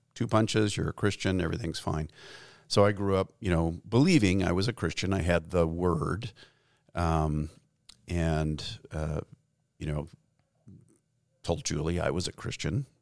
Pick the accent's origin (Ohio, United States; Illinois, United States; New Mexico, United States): New Mexico, United States; Gallup; we grew up in Gallup, New Mexico, which is a small town on what used to be Route sixty-six